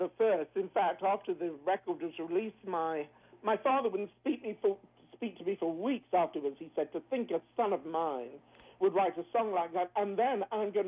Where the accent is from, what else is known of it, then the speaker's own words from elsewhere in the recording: United Kingdom; moved away as an adult; now in Kelowna, Canada; As a British singer